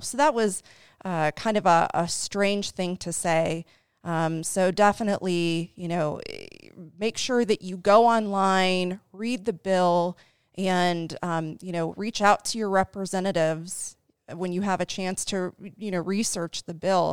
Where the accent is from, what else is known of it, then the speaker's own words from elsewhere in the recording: Dayton, Ohio, United States; moved away as an adult; now in Cincinnati, United States; I am from Dayton, Ohio